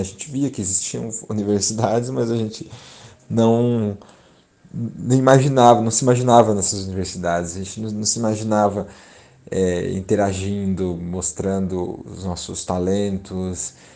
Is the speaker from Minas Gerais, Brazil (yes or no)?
no; São Paulo, Brazil; nascido e criado aqui no Grajaú, um bairro